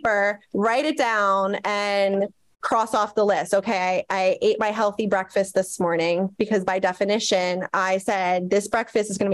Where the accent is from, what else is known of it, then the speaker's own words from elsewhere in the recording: United States; we were brought up in the US